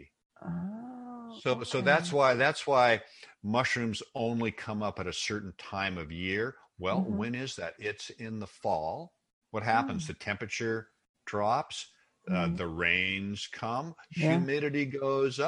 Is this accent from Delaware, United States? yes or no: no; Seattle, Washington, United States; I grew up in Seattle